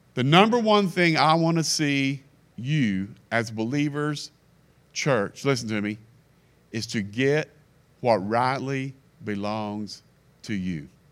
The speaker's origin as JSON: {"language": "English", "region": "Kentucky", "country": "United States", "said": "I'm from Kentucky"}